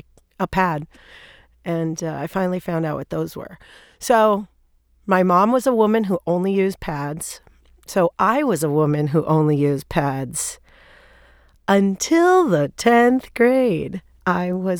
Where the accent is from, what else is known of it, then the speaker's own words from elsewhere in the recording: Thailand; moved away as an adult; also born or lived in New York; I grew up in Thailand